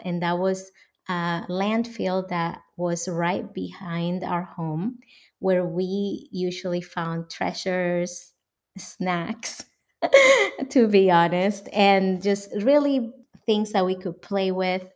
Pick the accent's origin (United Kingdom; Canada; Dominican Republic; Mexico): Dominican Republic; moved away as an adult; now in United States; I was born and raised in the Dominican Republic.